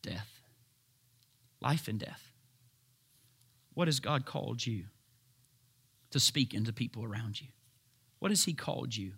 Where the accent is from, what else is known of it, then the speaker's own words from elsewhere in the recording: United States; I'm an American